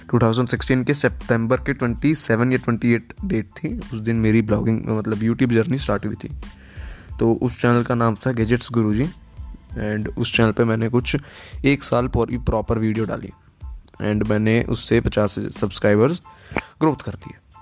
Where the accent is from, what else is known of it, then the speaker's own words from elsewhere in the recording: Gurgaon, Haryana, India; now in Punjab, India; मैं गुड़गांव हरियाणा का रहने वाला हूँ बट अभी रह रहा हूँ पंजाब में